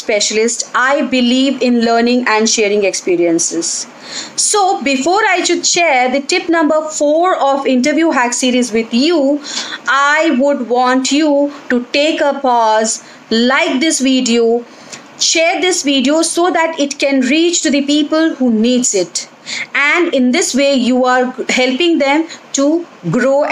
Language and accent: English; India; we being an Indian